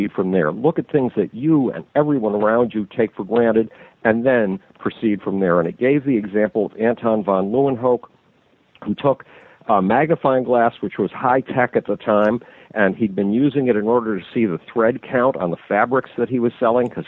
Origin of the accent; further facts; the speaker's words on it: Buffalo, New York, United States; nobody wanted me in my hometown, Buffalo, New York